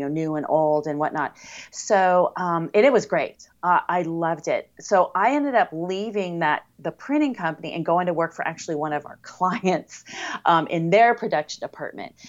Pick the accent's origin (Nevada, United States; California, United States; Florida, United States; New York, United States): California, United States; Coronado; I was born in Coronado, California, which is a city in the San Diego area